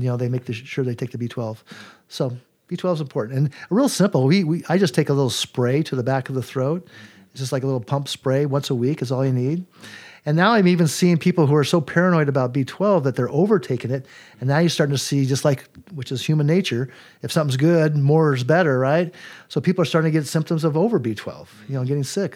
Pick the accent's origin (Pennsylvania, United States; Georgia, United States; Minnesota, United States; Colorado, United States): Colorado, United States; I was raised in Colorado